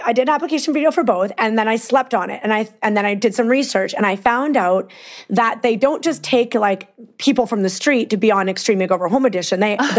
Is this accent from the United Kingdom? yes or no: no; Peace River, Alberta, Canada; born or raised there; accent: Canadian; moved away as an adult; also born or lived in Vancouver